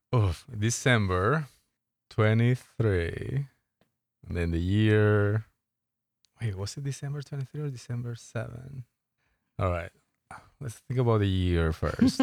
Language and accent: English; Colombia; moved away; I'm from Colombia